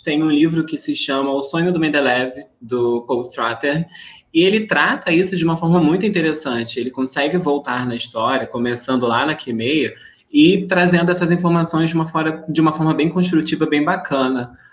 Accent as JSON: {"language": "Portuguese", "region": "interior of Rio de Janeiro", "country": "Brazil", "said": "Eu venho do interior do Rio de Janeiro"}